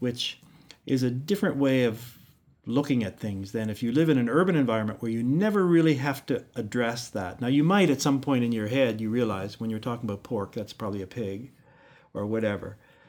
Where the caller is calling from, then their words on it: Newfoundland and Labrador, Canada; But we're speaking from Newfoundland here where I can't recycle a can.